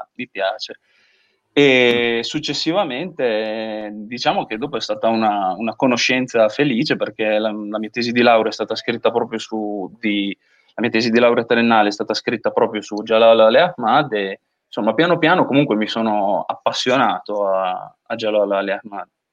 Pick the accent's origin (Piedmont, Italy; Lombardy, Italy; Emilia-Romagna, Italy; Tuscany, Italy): Emilia-Romagna, Italy; Gatta, between Reggio Emilia and Parma; Io sono di Gatta tra Reggio e Parma, diciamo, ho sempre vissuto un po' l'essere parmigiano a Reggio e reggiano a Parma